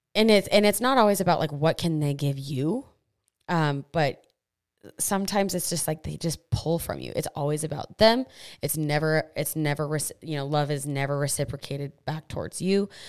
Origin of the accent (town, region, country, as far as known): United States